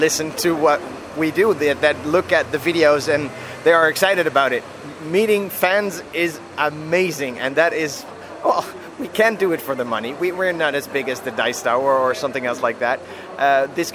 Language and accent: English; Germany; I am from Germany